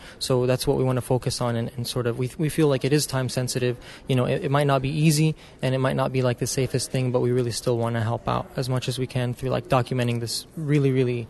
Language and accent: English; Columbus, Georgia, United States; born there; also born or lived in Lebanon; So originally, my parents are Lebanese. I was born in Columbus, Georgia, to Lebanese parents. I've hopped around back and forth between the States and Lebanon, but I've lived there about half my life.